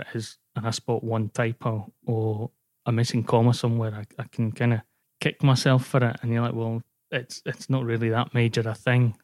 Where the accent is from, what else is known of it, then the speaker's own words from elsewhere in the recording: Scotland, United Kingdom; moved away; also born or lived in Wales / Glasgow; I moved back up to Scotland 'cause I'm originally from Scotland and then we moved down to Wales and I kinda made my way home back up.